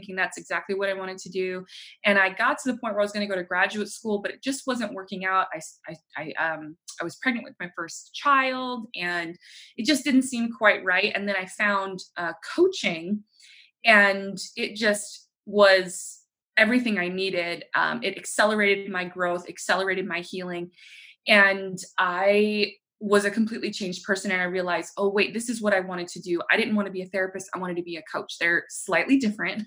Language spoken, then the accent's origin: English; New Orleans, Louisiana, United States; moved away as an adult; also born or lived in Utah; now in Houston, United States; born and raised in New Orleans, Louisiana. I live here in Houston with my family